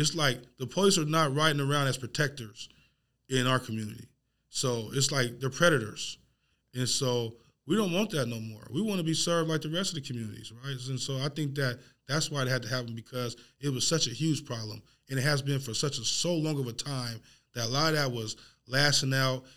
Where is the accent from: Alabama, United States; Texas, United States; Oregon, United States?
Oregon, United States; Portland; I grew up in Northeast Portland.